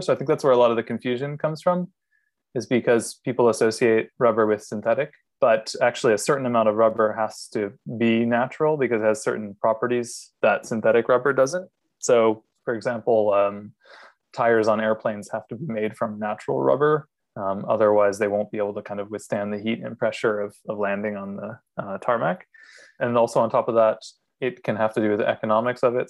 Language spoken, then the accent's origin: English; Maine, United States; moved away as an adult; also born or lived in Miami; now in Singapore; I'm originally from Maine